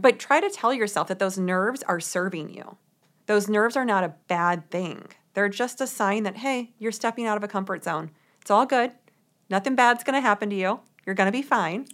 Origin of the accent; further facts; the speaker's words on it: St. Louis, Missouri, United States; moved away as an adult; also born or lived in New York City; I grew up in Saint Louis, Missouri